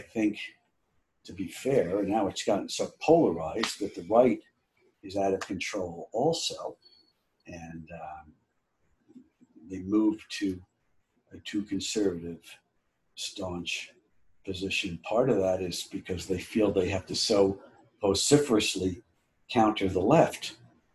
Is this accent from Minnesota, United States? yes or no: no; New Jersey, United States; growing up in New Jersey